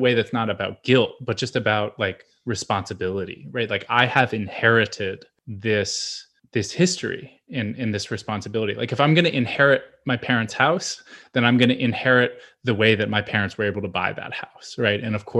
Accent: Pennsylvania, United States; the received wisdom about that I sort of inherited growing up in Pennsylvania

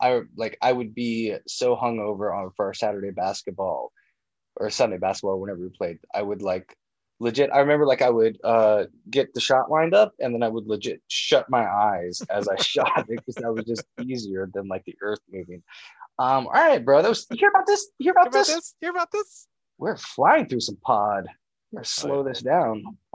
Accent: Alma, Kansas, United States; I grew up in Alma, Kansas

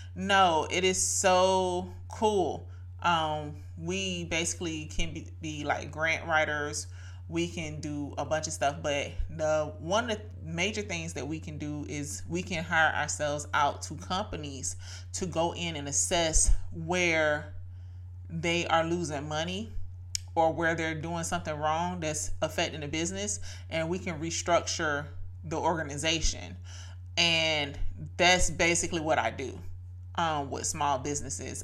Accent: Brunswick, Georgia, United States; my hometown of course, Brunswick, Georgia

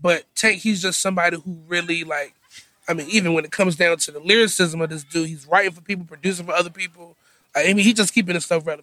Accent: Virginia Beach, Virginia, United States; also born or lived in Norfolk, Virginia; I'm originally from Virginia Beach, Virginia

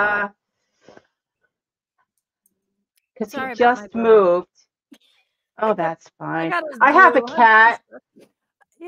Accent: Boston, Massachusetts, United States; accent: Bostonian; also born or lived in Texas / Cambridge, Massachusetts; I was born and raised in Boston

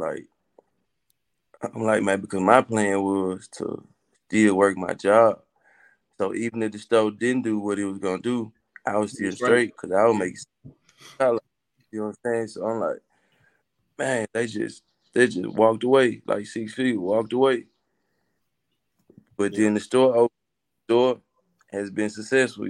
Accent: Coldwater, Mississippi, United States; growing up in Coldwater, I'm gonna tell you, growing up in Coldwater, you gotta have thick skin

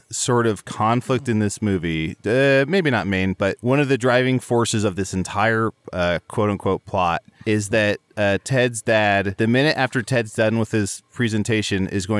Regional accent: Chicago, Illinois, United States; I'll be like, I'm from Chicago, and they're like, oh, I used to live in Chicago, and I'm like, oh, what neighborhood? I'm in Logan Square

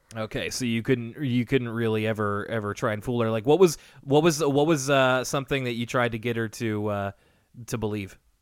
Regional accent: Canada; as a Canadian

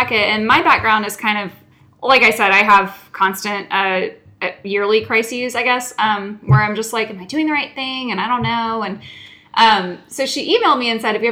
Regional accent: Lilburn, Georgia, United States; I grew up in Lilburn, Georgia, which is a few minutes northeast of Atlanta

